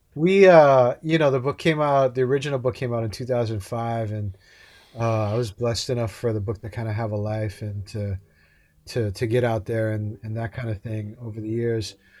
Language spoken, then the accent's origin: English; Hawaii, United States; I grew up in Hawaii